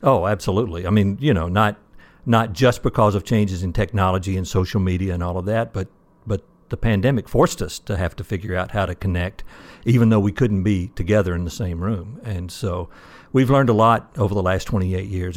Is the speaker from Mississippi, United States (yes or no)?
yes; Mississippi, United States; moved away as an adult; now in Michigan, United States; actually from Mississippi, went to school at Mississippi State University